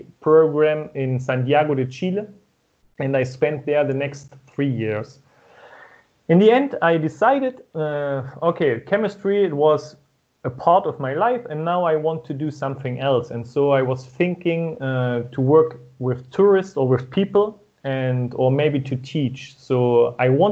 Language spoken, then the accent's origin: English; East Germany, Germany; first language German; English is a second language; moved away as an adult; also born or lived in United States / Spain; I was born in Germany and raised in Germany